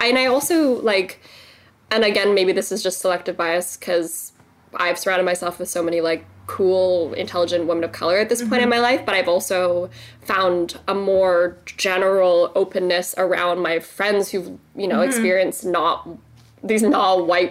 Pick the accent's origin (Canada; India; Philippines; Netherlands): Canada; Yeah, and I'm, like, so Canadian. I'm more Canadian than some, like, European friends I have, you know?